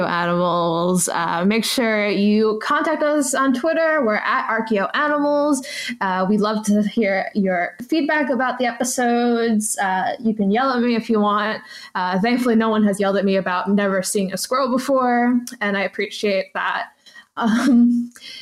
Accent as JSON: {"language": "English", "country": "United States", "said": "I'm very American"}